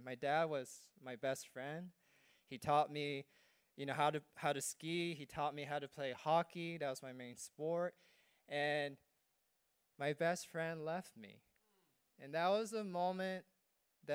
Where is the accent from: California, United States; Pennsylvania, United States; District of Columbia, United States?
California, United States; moved away as an adult; now in Guam; I grew up in California